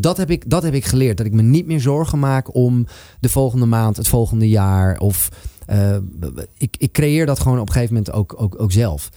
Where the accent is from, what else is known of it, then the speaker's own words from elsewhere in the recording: Amsterdam, North Holland, Netherlands; Van waar ik vandaan kom was in dit geval een heel Amsterdamse eh, schoffie type.